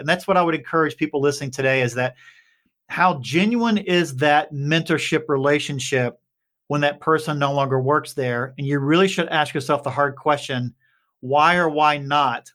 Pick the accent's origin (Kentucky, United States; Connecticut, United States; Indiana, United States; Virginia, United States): Kentucky, United States; Appalachia; I grew up on a holler in Kentucky